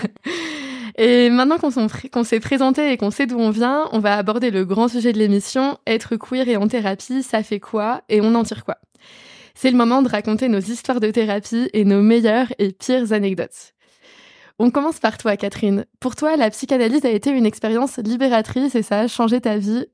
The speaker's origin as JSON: {"language": "French", "area": "western Paris area", "region": "Île-de-France", "country": "France", "said": "je viens de l'Ouest parisien"}